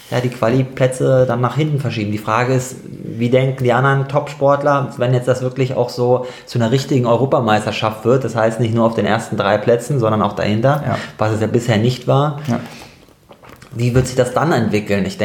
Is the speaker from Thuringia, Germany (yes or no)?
no; Darmstadt, Hesse, Germany; moved away as an adult; now in Cologne, Germany; Genau, also ich komme ursprünglich eigentlich aus Darmstadt, gar nicht aus Köln und bin hier nur zum Studium 2005